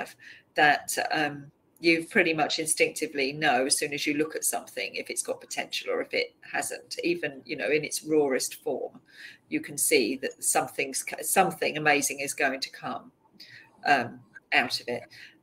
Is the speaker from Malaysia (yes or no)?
no; London, United Kingdom; I grew up in Southeast London